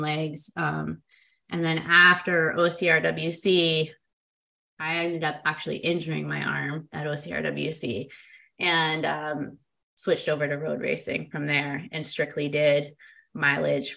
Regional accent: Boston, Massachusetts, United States; Boston, beyond being my hometown where I grew up

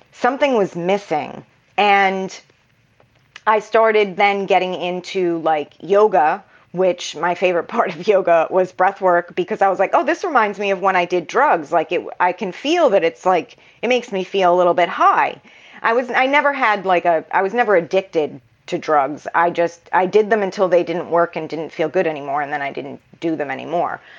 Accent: New York, United States; also born or lived in Massachusetts; At the time, I'm originally from New York. My family had moved to Massachusetts, and I moved back to New York at 22.

